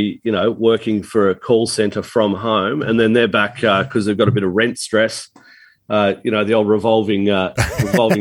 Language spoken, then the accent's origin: English; Melbourne, Victoria, Australia; I grew up playing at Wattle Park Golf Course, 9-hole golf course in the southeastern suburbs near where I grew up in Burwood.